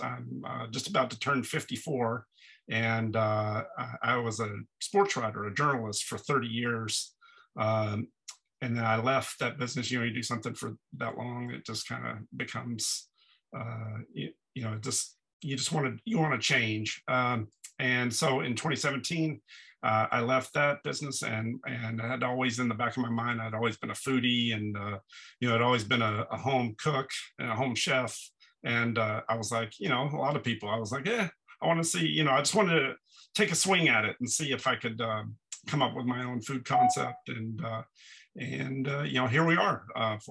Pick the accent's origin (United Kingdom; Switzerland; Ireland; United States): United States; Dallas, Texas; now in Brooklyn, United States; I'm from Texas originally